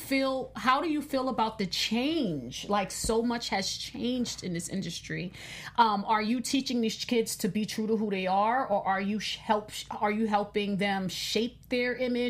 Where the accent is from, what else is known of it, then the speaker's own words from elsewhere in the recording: New York City, New York, United States; I'm from Queens.